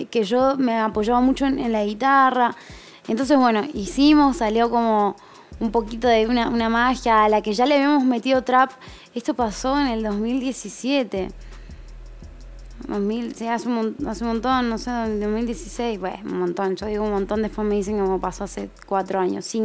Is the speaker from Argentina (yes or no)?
yes; north, Argentina; esa fue mi ventaja, porque yo no traía el porteño conmigo, ¿entendés? {S0} Porque venía del norte